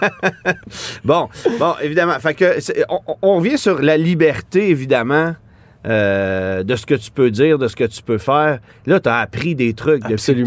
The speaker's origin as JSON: {"language": "French", "region": "Quebec", "country": "Canada", "said": "chez nous au Québec"}